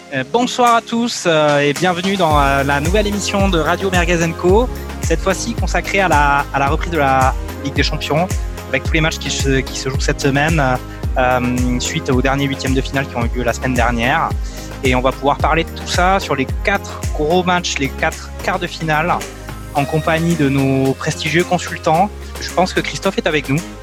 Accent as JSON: {"language": "French", "country": "France", "said": "en tant que Français"}